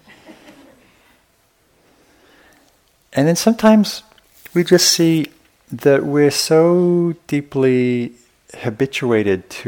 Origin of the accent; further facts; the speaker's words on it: the north of England, United Kingdom; I grew up in Northern England in a pretty rough, pretty violent working class area